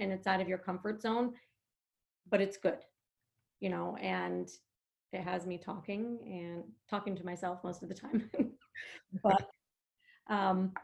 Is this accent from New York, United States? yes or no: yes; upstate New York, United States; moved away as an adult; now in New Jersey, United States; I'm from upstate New York and I don't have family here. You know, I don't have friends here that I went to high school with or grade school with.